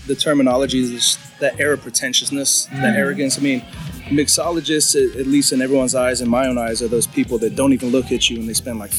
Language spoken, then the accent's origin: English; Philippines; I have to do it just to prove I'm Filipino.